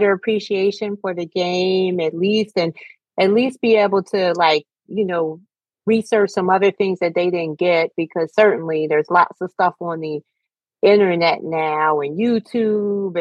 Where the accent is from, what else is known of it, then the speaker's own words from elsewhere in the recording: Philadelphia, Pennsylvania, United States; we're from Philly